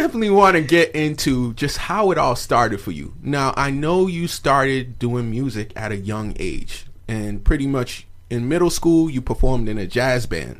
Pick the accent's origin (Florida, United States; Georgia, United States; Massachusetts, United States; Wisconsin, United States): Massachusetts, United States; I'm from Massachusetts.